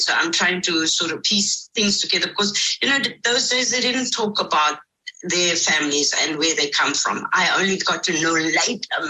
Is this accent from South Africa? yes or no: yes; Strand, Western Cape, South Africa; also born or lived in Somerset West; I grew up in the Strand. I was born in Somerset West, but I grew up in the Strand